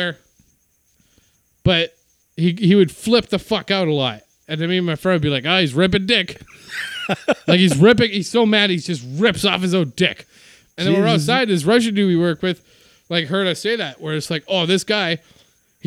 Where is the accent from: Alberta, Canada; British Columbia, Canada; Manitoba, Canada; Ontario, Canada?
Manitoba, Canada; Winnipeg; Winnipeg, my hometown